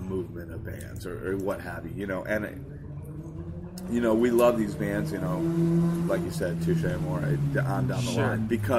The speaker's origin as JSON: {"language": "English", "town": "Hartford", "region": "Connecticut", "country": "United States", "tie": "born or raised there", "said": "Yeah, I was born in Hartford."}